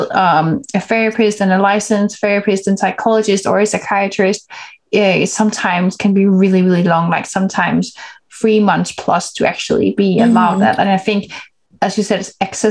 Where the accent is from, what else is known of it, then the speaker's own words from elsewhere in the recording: Denmark; I'm born and raised in Denmark. So that's where I'm from.